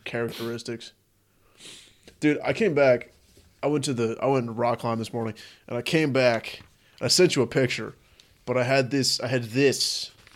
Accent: United States; as an American

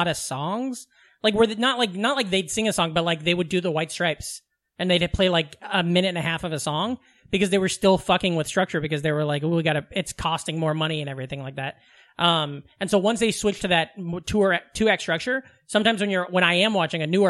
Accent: Iowa, United States; growing up in Iowa

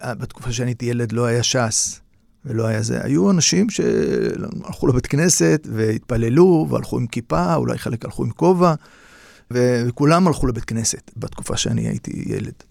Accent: Tel Aviv, Tel Aviv District, Israel; כולם גרו באזור של קריית שלום, שכונת שפירא. ושם אני נולדתי ב-1960. גדלתי באזור שמבחינה סוציו-אקונומית היה כמובן נמוך, אבל אזור שהחיים היו חיים די פשוטים, אבל חיים שמחים.

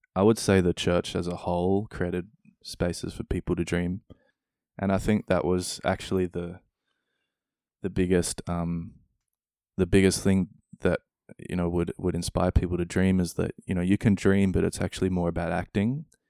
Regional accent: Australia; moved away as an adult; also born or lived in New Zealand; now in Denmark; growing up in Australia, spending a bit of time in New Zealand, a step to Denmark

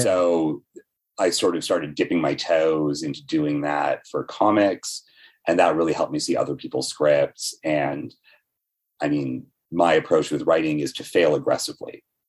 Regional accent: Toronto, Ontario, Canada; also born or lived in Etobicoke / Brampton; I grew up bit in Etobicoke and then a bunch in Brampton. And now I live at Queen and Bathurst

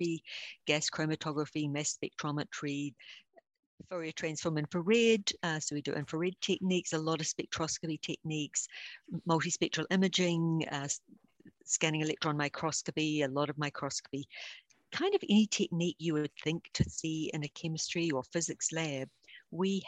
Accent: New Zealand; accent: deep Southern; now in United States; I'm originally from New Zealand

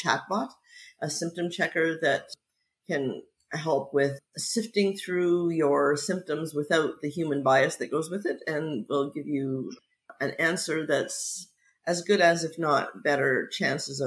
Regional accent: near Niagara Falls, Ontario, Canada; moved away as an adult; also born or lived in Montreal / Vancouver; now in London, United Kingdom; I grew up near Niagara Falls, but spent many years in Montreal and then spent many years in Vancouver

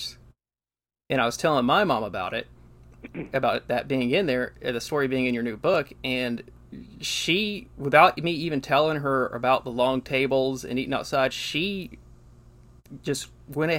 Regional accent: the South, United States; grew up in the South like we did

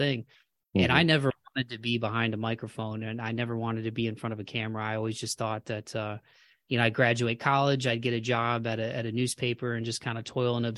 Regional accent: Toledo, Ohio, United States; moved away as an adult; now in Nashville, United States; I'm from Ohio too. I'm from Toledo

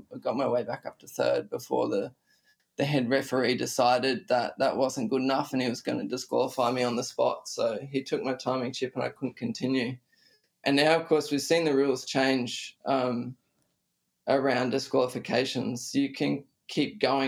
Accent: Australia; as an Australian

